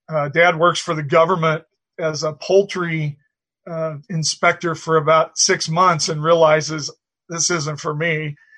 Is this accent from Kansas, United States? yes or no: yes; Colby, Kansas, United States; I'm old now, but when I was young, I was born and raised in Colby, Kansas, out on the Oasis on the Plains out west.